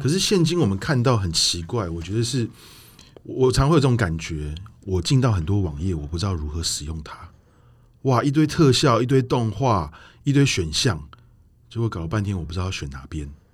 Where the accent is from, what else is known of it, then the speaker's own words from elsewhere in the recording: Taiwan; 因为我们台湾人来讲